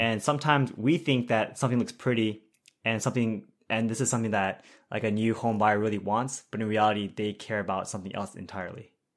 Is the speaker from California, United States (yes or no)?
yes; Bay Area, California, United States; I'm from the Bay Area